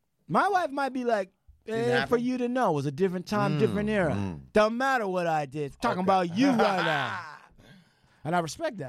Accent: India; Oh, well, I'm an Indian. We dance around fire, so burn on.

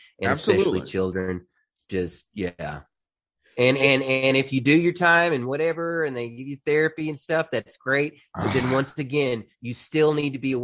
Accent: United States; moved away as an adult; now in Philippines; I'm an American

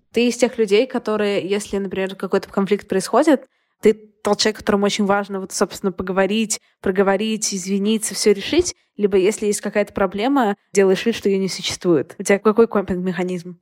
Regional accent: Saint Petersburg, Russia; also born or lived in Moscow; Я сама из Петербурга, но я прожила год в Москве

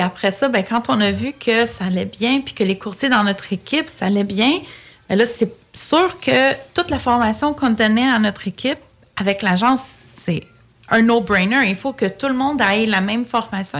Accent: Quebec, Canada; Je suis née au Québec, mais je suis d'origine grecque j'ai grandi vraiment dans une famille très, très, très traditionnelle, très grecque

